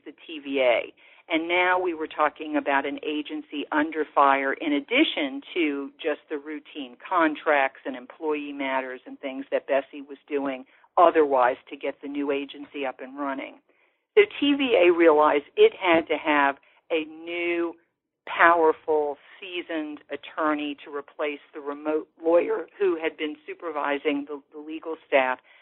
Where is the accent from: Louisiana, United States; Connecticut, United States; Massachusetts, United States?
Louisiana, United States; New Orleans; growing up in New Orleans